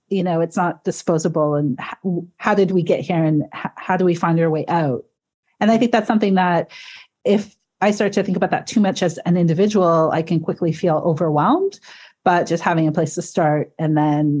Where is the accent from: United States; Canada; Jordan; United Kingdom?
Canada; Georgian Bay, Great Lakes region, Ontario; now in Toronto, Canada; being from the Great Lakes region, from Georgian Bay